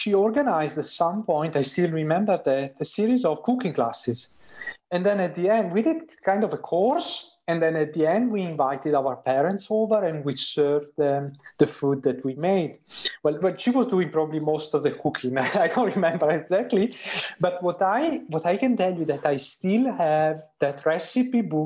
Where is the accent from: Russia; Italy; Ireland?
Italy; moved away as an adult; now in Sweden; I grew up in Italy